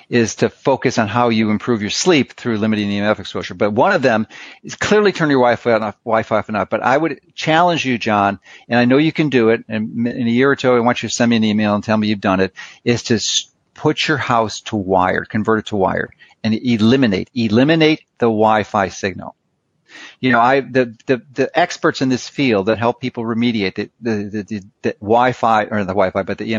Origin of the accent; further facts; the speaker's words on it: Chicago, Illinois, United States; moved away; I grew up in Chicago